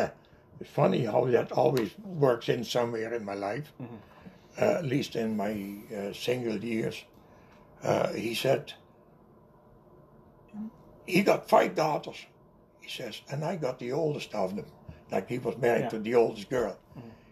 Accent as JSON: {"language": "English", "region": "North Brabant", "country": "Netherlands", "second_language": "English", "moved": "yes", "said": "\"Brabant.\" That's the province where I come from, Noord-Brabant"}